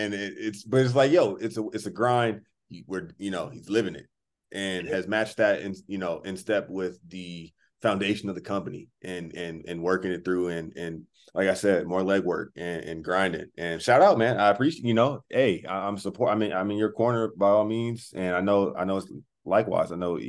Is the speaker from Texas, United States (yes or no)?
no; Southern California, United States; we're both from SoCal.